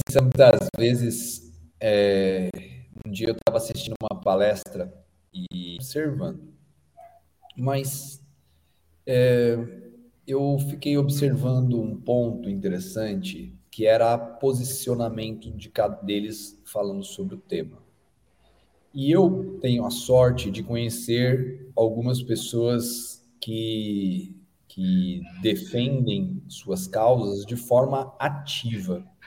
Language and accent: Portuguese; Brazil; also born or lived in Australia; que sou brasileiro